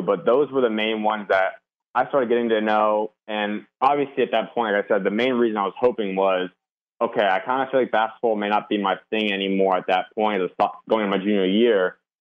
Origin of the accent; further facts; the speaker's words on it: Arizona, United States; I grew up always born and raised Arizona